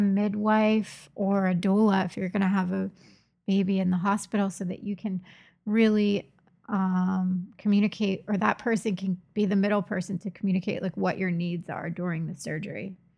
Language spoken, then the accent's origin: English; Trenton, New Jersey, United States; moved away; I'm from Trenton.